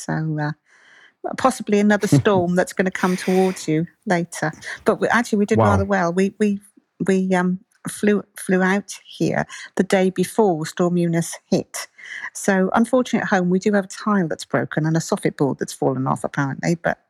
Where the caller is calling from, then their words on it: Andalusia, Spain; fine, and I'm talking to you from southern Spain.